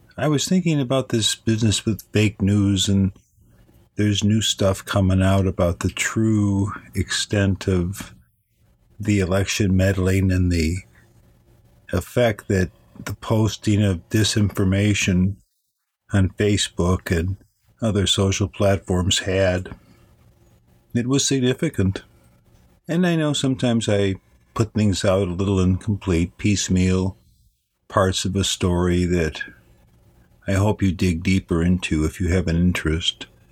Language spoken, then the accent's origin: English; Chicago, Illinois, United States; moved away; I'm from Chicago. I used to walk around that great city as a young man